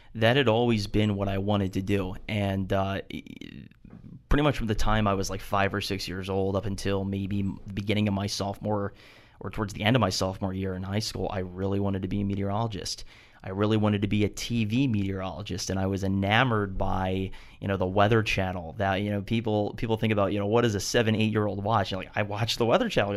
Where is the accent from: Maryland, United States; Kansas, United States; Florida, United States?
Maryland, United States; Baltimore; being from Baltimore, I never played lacrosse